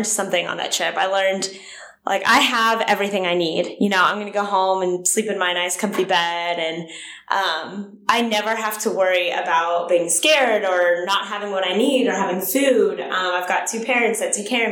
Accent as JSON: {"language": "English", "town": "Pittsburgh", "region": "Pennsylvania", "country": "United States", "tie": "born or raised there", "moved": "yes", "lives_now": "Nashville, United States", "said": "I grew up in Pittsburgh, Pennsylvania"}